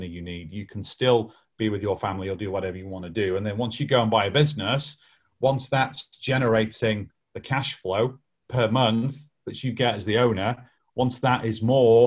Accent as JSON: {"language": "English", "area": "Lancashire", "region": "North West England", "country": "United Kingdom", "said": "I'm from Lancashire, bit like Yorkshire"}